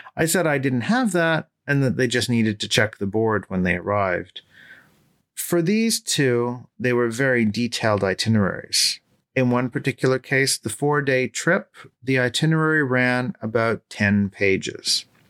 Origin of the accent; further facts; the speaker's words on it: Toronto, Ontario, Canada; my hometown of Toronto